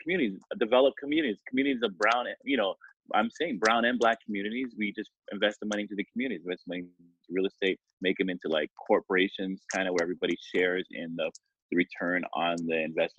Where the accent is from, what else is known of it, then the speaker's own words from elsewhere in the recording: Canada; Because I'm Canadian.